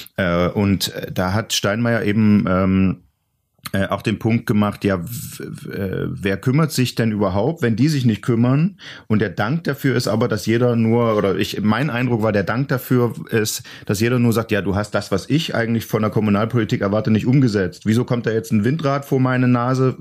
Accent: East Germany, Germany; als Ossi

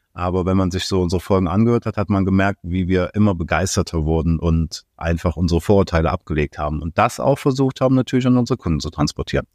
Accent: Aachen, North Rhine-Westphalia, Germany; ich komme aus Aachen

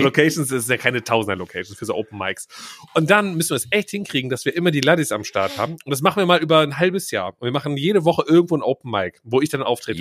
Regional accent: Schiefbahn, North Rhine-Westphalia, Germany; Schiefbahn ist ja mein Geburtsort.

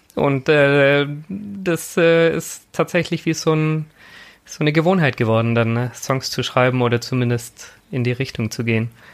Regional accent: a Swabian village, Germany; grundsätzlich bin ich in einer sehr eher aktiven Landeskirche groß geworden. Also es war halt bei uns im schwäbischen Dorf

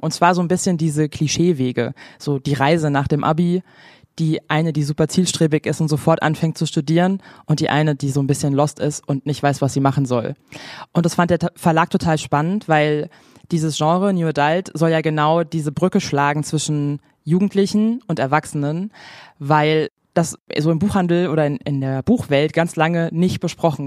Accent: Frankfurt, Hesse, Germany; Ich komme aus Frankfurt, also ganz in der Nähe von Offenbach

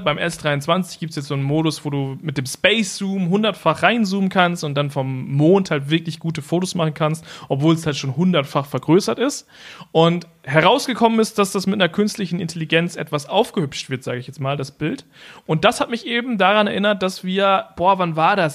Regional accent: Germany; bei uns in Deutschland

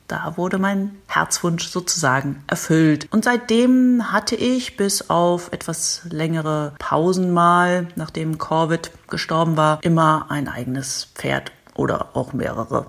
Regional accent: Berlin, Germany; moved away; in Berlin ja auch eine Art Heimat von mir, denn ich habe als Kind in Berlin gelebt und im Kiez Schöneberg

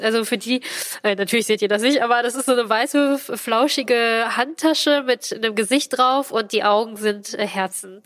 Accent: Essen, North Rhine-Westphalia, Germany; ich komme ja aus Essen

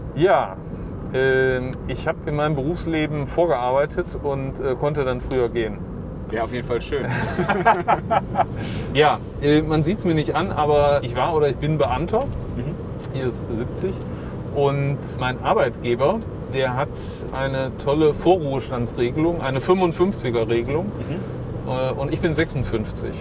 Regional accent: Issum, North Rhine-Westphalia, Germany; Hier bin ich in die Grundschule gegangen

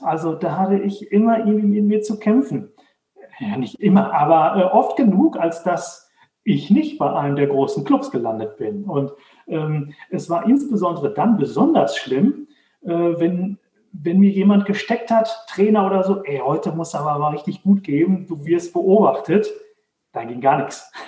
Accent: Dortmund, North Rhine-Westphalia, Germany; now in Herdecke, Germany; Also ich komme aus, äh, aus Dortmund, wohne jetzt in Herdecke, ist direkt nebenan

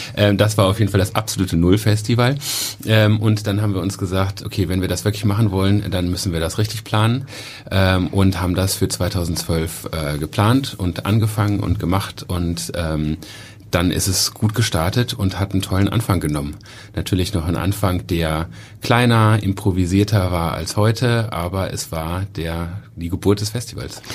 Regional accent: Cologne, North Rhine-Westphalia, Germany; ich bin selber in Köln geboren

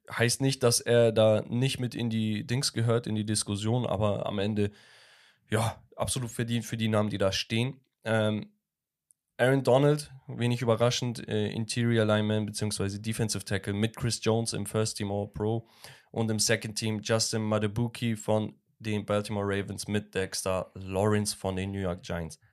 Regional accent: Turkey; in meiner Heimatstadt in der Türkei

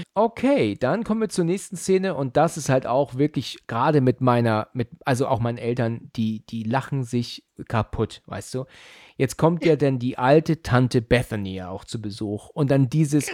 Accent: Germany

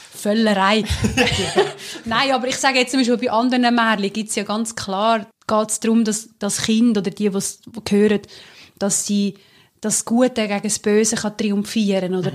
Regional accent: Central Switzerland, Switzerland; wir sind ja beide aus der Zentralschweiz, also die Urschweiz

